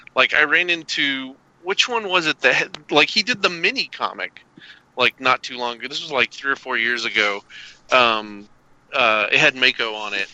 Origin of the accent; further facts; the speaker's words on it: Arkansas and Kentucky, the South, United States; I grew up in Arkansas and Kentucky